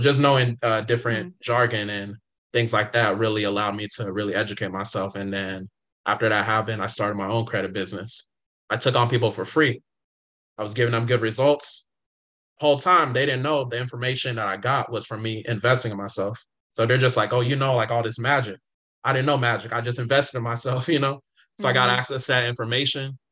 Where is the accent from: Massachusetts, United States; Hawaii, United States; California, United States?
California, United States; also born or lived in Inglewood, California / San Diego, California; I grew up in California. I was born in Inglewood, California.